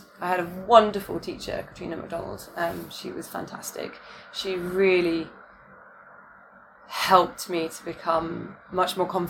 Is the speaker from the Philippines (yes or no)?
no; United Kingdom; now in Hong Kong; British me, I'm still British, but like the girl that was living in the UK before moving to Hong Kong